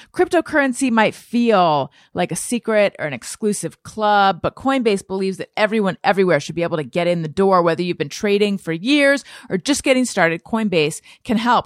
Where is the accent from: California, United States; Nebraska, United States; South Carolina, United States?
California, United States; Orange County; moved away; I was raised in Orange County, California